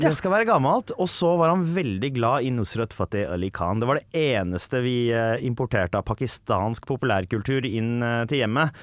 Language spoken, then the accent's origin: Norwegian; Oslo, Norway; Jeg vokser opp på sørsida av Oslo.